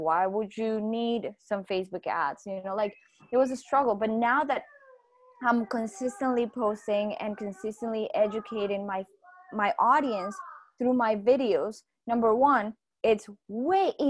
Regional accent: Colombia; I'm from Colombia

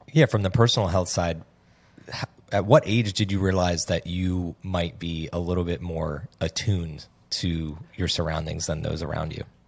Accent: New Jersey, United States; also born or lived in Hoboken, New Jersey; I'm from New Jersey.

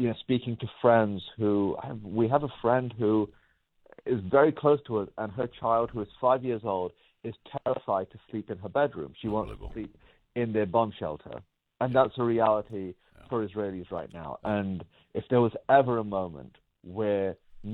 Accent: England, United Kingdom; now in United States; I'm from England originally. My family's from Pakistan. I live in the United States.

